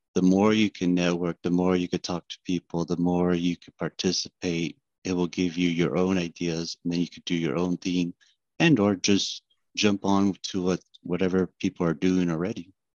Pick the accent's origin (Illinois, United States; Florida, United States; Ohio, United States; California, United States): California, United States; Fresno; I'm from Fresno, California. I work for Guida Surveying Inc. as a survey analyst